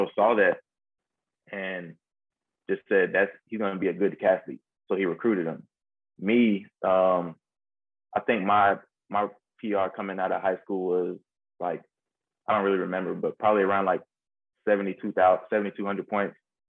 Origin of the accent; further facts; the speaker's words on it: Georgia, United States; I grew up in Georgia